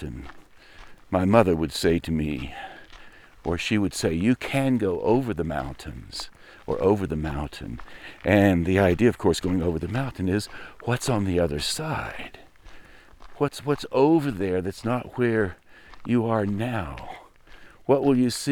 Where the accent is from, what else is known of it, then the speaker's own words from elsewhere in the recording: Western North Carolina, United States; moved away; When I was growing up in Western North Carolina, I didn't travel much.